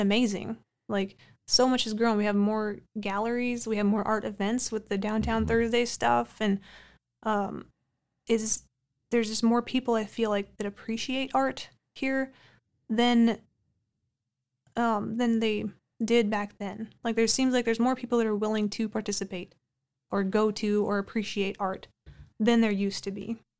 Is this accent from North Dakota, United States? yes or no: yes; Amidon, North Dakota, United States; now in Minot, United States; growing up in the Amadon Bowman area